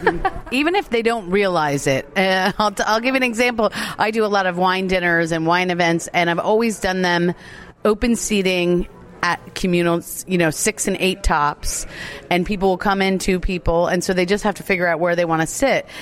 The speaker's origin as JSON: {"language": "English", "town": "Asbury Park", "region": "New Jersey", "country": "United States", "tie": "born or raised there", "moved": "yes", "lives_now": "Maryland, United States", "said": "here in Asbury Park, New Jersey, my hometown, I'm a Jersey girl"}